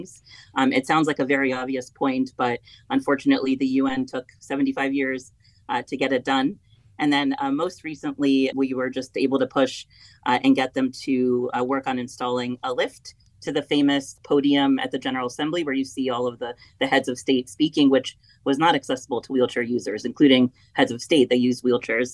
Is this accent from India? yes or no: no; Belgrade, Serbia; now in United States; I was born in Belgrade, Serbia, Yugoslavia at the time